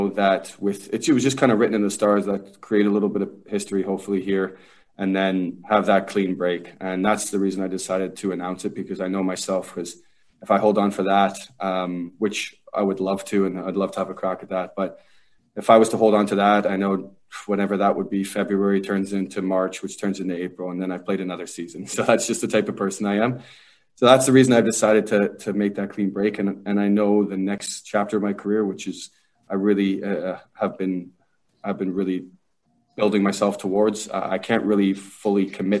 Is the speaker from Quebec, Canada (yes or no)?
no; Kitchener, Ontario, Canada; a kid from Kitchener, Ontario